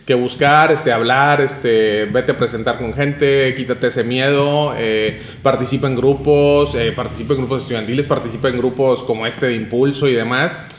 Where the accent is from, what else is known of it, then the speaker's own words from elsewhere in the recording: Nuevo Laredo, Tamaulipas, Mexico; also born or lived in Spain; de donde vengo, que es el de aquí en Nuevo Laredo, Laredo